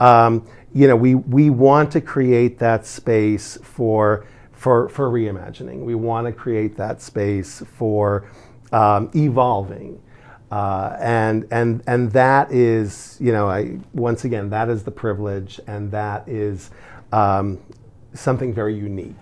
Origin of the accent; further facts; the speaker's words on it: United States; we are as the American-born, uh, children, uh, our Americanness and our Arabness is somehow different from that of our immigrant parents